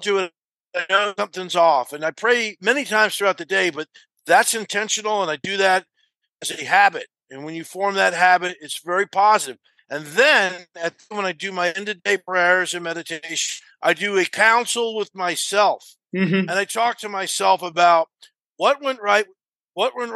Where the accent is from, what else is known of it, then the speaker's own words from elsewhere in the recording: New Jersey, United States; I was growing up in New Jersey in a very tough area